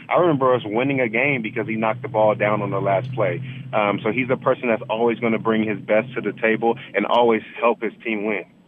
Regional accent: Palmdale, California, United States; moved away; also born or lived in Denver; back in my hometown of Palmdale

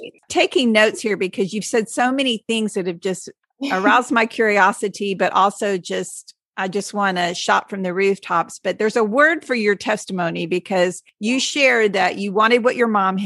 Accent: Texas, United States; I'm born and raised Texan, lived here my whole life, never anywhere else

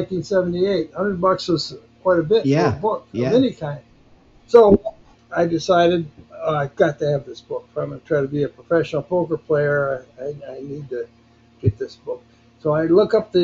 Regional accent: Grand Rapids, Michigan, United States; moved away as an adult; now in Las Vegas, United States; I still live in Grand Rapids, Michigan, my hometown

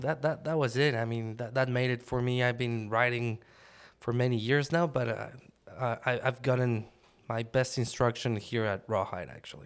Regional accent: Mexico City, Mexico; moved away as an adult; now in United States; I grew up in Mexico City

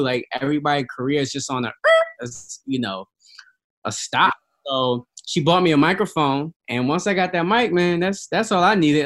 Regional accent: New York, United States; I was from New York, kids from uh, downtown, uptown, Brooklyn

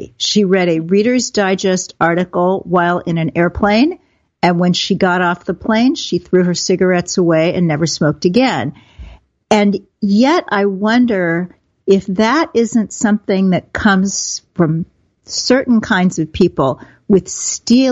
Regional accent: Kansas City, United States; I'm a girl from Kansas City, came through the 60s

